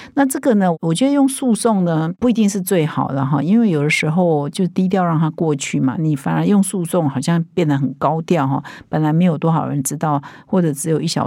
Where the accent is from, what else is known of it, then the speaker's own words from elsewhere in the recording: Taiwan; 我们台湾人